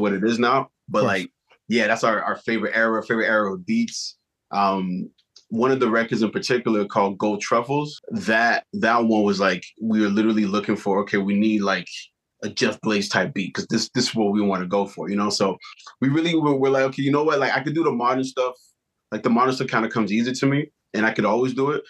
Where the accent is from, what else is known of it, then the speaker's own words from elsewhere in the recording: Montreal, Quebec, Canada; being from Montreal. So one, we're Canadian